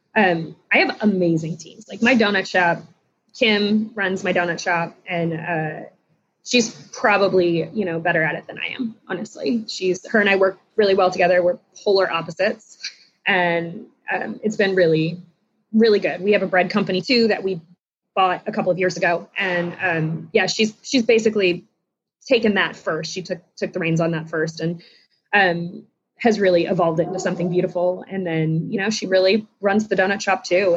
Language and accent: English; South Florida, United States; moved away as an adult; now in Charlotte, United States; I grew up in South Florida and ended up in Charlotte about 15 years ago